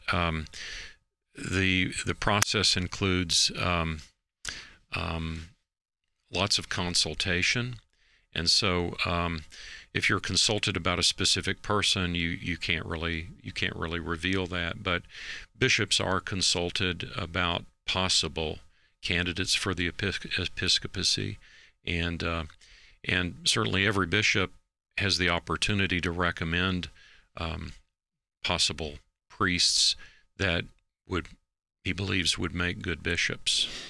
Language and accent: English; Knoxville, Tennessee, United States; now in Kansas City, United States; I grew up in East Tennessee, uh, around the city of Knoxville